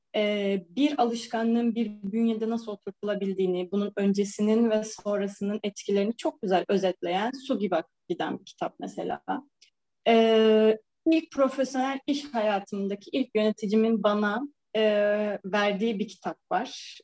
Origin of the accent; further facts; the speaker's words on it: İzmir, Turkey; moved away as an adult; also born or lived in Samsun; now in Istanbul, Turkey; İzmir'de büyümüş, İstanbul'da yaşayan bir bireyim.